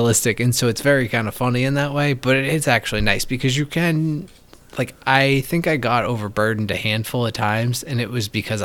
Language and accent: English; United States; I'm an American